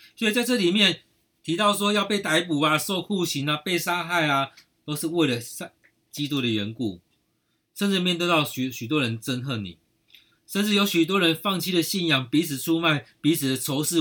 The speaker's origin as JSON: {"language": "Chinese", "country": "Taiwan", "said": "我们台湾人真的很有爱心"}